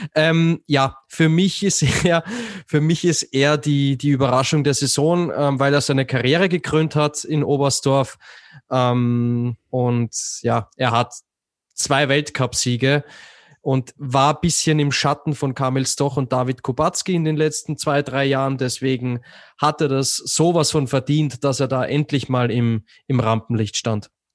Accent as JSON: {"language": "German", "country": "Austria", "said": "als Österreicher"}